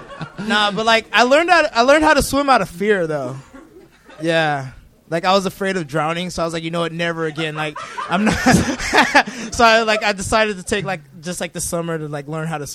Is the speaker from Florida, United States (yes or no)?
no; Los Angeles, California, United States; also born or lived in New Orleans, Louisiana; Yeah, I'm from the Valley. No, I wasn't born here. I was born in New Orleans, but I was raised out here.